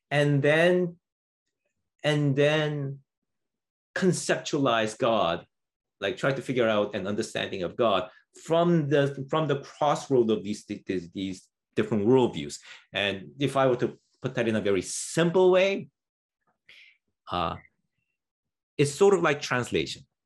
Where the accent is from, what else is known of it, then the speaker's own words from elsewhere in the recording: Canada; as, as a Canadian, I have to say that that that stuff looks crazy.